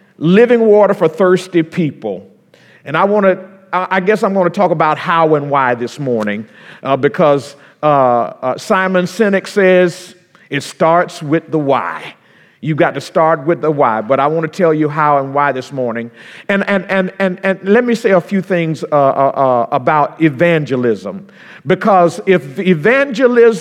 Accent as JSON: {"language": "English", "region": "Florida", "country": "United States", "moved": "yes", "said": "down home where I'm from in Florida"}